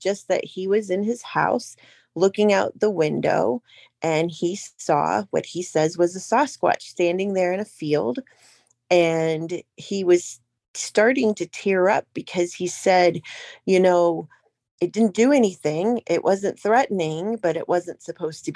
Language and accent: English; Ohio, United States; I'm from Ohio, but I do most of my research in PA